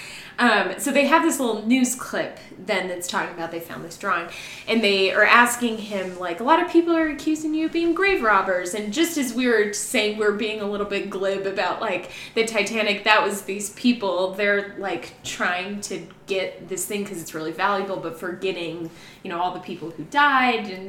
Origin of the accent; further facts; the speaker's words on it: Las Vegas, Nevada, United States; I'm from Vegas